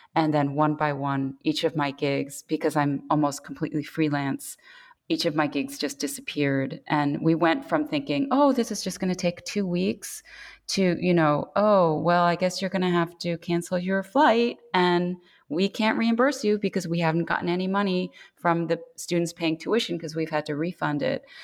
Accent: New York, United States; moved away as an adult; now in Korea; I was born in New York to Korean parents who had immigrated in their 20s to the US

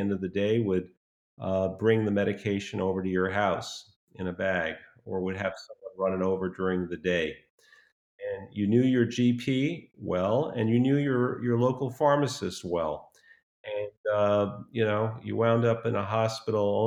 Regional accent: New York City, New York, United States; When I was a kid growing up in New York City

